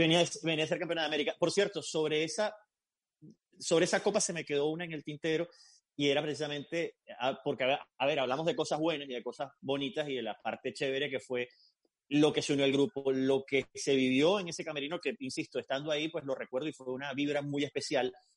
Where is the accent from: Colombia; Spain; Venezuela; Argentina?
Venezuela; now in Miami, United States; me incluyo como venezolano y como periodista